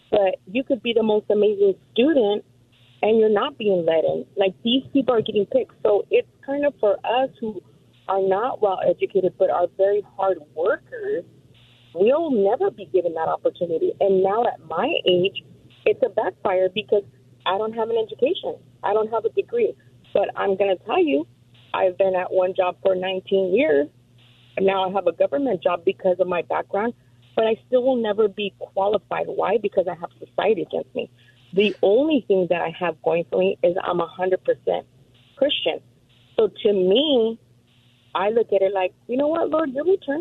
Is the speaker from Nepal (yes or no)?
no; Mexico; now in Chino, United States; I am from Mexico